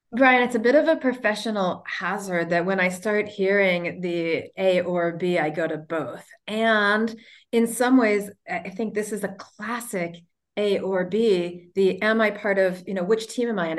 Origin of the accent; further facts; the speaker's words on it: United States; we as the American people